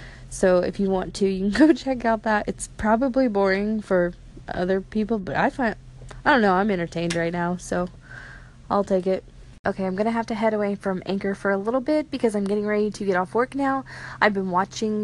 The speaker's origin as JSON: {"language": "English", "region": "Missouri", "country": "United States", "said": "I'm from Missouri"}